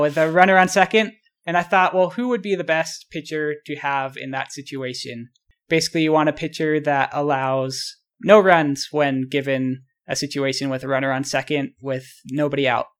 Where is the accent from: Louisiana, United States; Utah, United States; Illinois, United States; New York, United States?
Utah, United States; also born or lived in Baltimore / Boston; I spent most of my life in Utah. I, I was born in Baltimore, moved to Boston when I was young, and then moved to Utah when I was about six years old, and I've lived here ever since